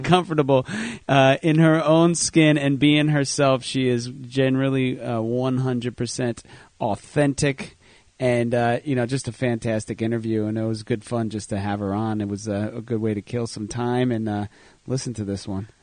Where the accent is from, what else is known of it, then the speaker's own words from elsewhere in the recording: Jersey Shore, Monmouth County, New Jersey, United States; we're from the Jersey Shore, Monmouth County